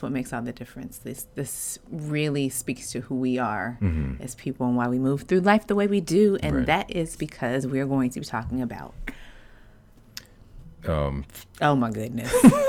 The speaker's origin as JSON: {"language": "English", "region": "Midwest", "country": "United States", "said": "I'm from the Midwest"}